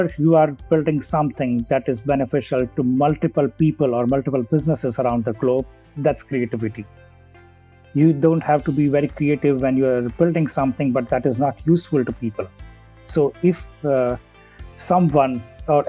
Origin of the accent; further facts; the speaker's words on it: India; moved away as an adult; also born or lived in Germany; I did my schooling in my hometown. Then I moved to a different city in India to do my engineering. And then I moved to Germany